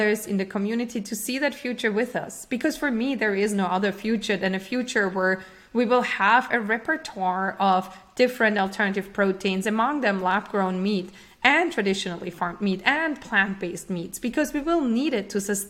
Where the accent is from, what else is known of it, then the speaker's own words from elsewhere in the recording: Austria; moved away as an adult; now in United States; I'm originally from Austria, and I came to the US to UC Berkeley